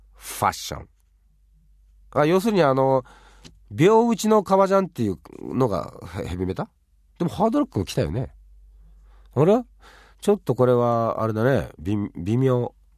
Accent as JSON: {"language": "Japanese", "town": "Fuchu", "country": "Japan", "tie": "born or raised there", "said": "自分は府中ってとこに生まれたんですけどね。育ったんですけど。"}